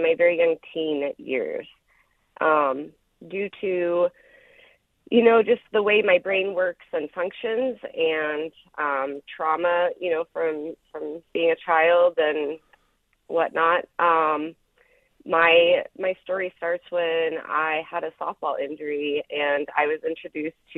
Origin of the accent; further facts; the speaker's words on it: Knoxville, Iowa, United States; I grew up down in Marion County in Knoxville, Iowa.